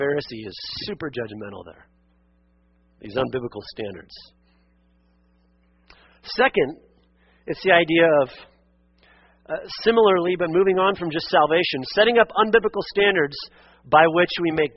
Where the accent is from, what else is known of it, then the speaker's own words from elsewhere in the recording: Western Oregon, United States; where I grew up in Western Oregon